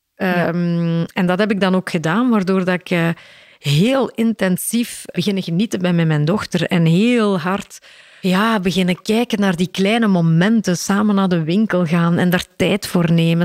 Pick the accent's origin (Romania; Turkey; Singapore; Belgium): Belgium; Mol, Flanders; ik ben opgegroeid in Mol, de Stille Kempen.